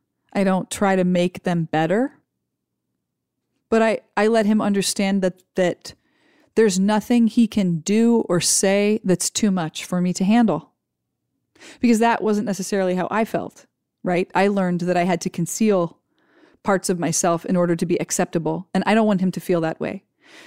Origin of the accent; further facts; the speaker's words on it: Ohio, United States; When I grew up in Ohio, I suspected I would just get married and have a bunch of kids, because that's what everybody did.